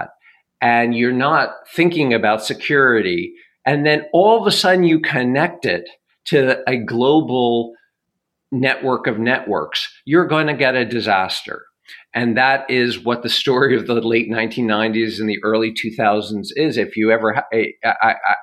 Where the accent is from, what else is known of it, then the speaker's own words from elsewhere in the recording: United States; as Americans